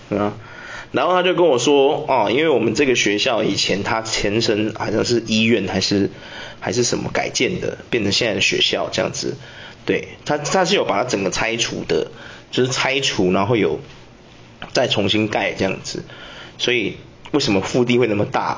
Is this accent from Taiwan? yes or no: yes; Taiwan; 住那间的同学刚好跟我也是台湾人